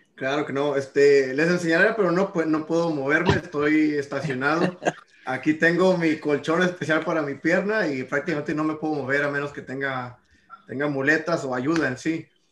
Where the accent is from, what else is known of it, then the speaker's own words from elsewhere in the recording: Mexico; now in United States; soy mexicano